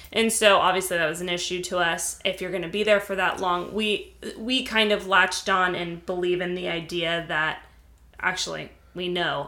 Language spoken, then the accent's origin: English; California, United States; moved away; I'm from California. I have, there's so much connection between me and California. It's part of who I am, uh, where I was raised